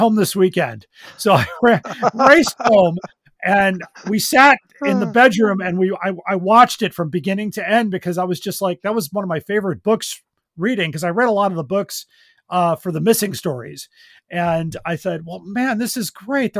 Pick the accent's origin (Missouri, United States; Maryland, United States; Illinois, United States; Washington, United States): Illinois, United States; Skokie; we had a fan club in my hometown of Skokie